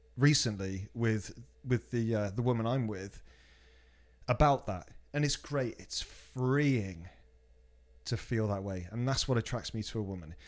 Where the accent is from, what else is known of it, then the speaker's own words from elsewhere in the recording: Cheltenham, South West England, United Kingdom; moved away; from my hometown, Cheltenham